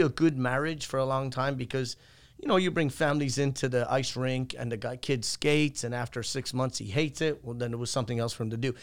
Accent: Ireland; moved away as an adult; now in United States; I'm from Ireland, obviously, and I left there when I was eighteen and I came to the States

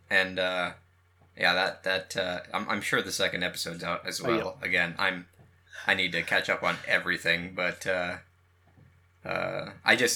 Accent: West Coast, United States; also born or lived in San Jose; We're from the West Coast, me and you

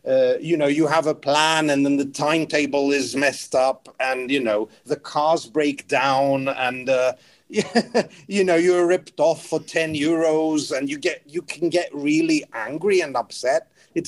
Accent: England, United Kingdom; I'm like, "I'm from England, but I love Romania. I think it's a great country."

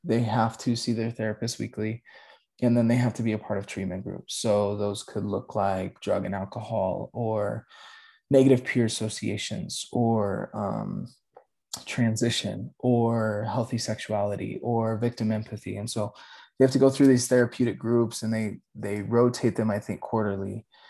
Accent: Aurora, Colorado, United States; born and raised in Aurora, Colorado.

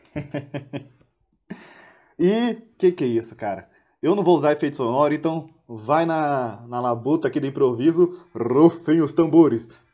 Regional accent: Santos, São Paulo, Brazil; como eu sou de Santos

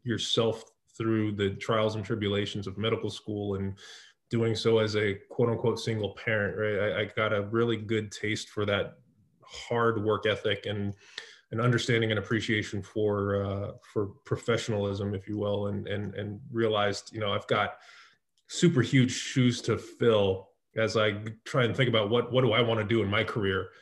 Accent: San Jose, California, United States; moved away; also born or lived in East Coast of the US; I was born in the Bay Area in San Jose.

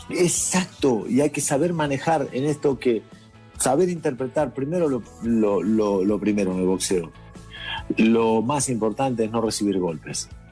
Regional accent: Argentina; now in Madrid, Spain; soy conocido como Argentina

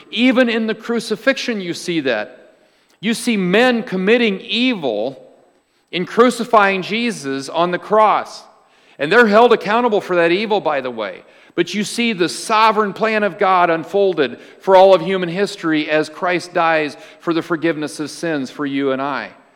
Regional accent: United States; as an American

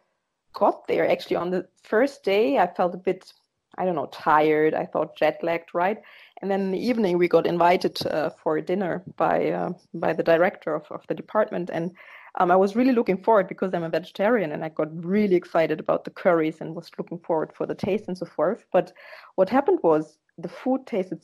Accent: Germany; moved away as an adult; now in Netherlands; I am born in Germany. I'm half German and half Ghanaian. My last name and my father and half of my family are Ghanaian. And I grew up in Germany

